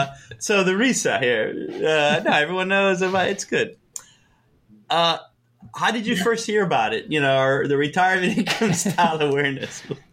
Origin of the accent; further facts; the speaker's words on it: Miami, Florida, United States; accent: Miami accent; moved away; I think that's a Miami accent because everyone speaks like me when I go back home.